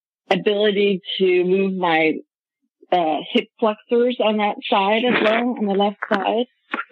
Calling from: Portland, Oregon, United States; First time caller. I'm calling from Portland, Oregon.

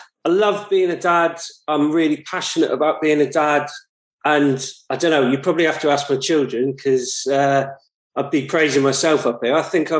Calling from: Stoke-on-Trent, West Midlands, United Kingdom; I'm currently joining you from Stoke-on-Trent.

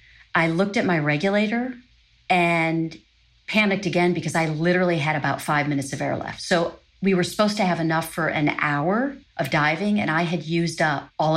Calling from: Arlington, Virginia, United States; I'm calling from Arlington, Virginia.

